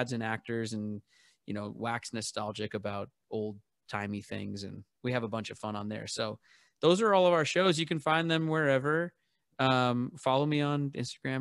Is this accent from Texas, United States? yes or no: no; Seattle, Washington, United States; I'm born and raised in Seattle